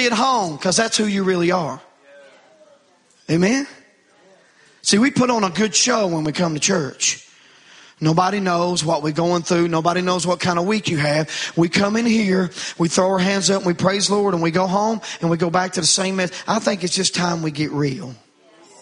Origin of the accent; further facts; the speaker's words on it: United States; I grew up in Wallens Creek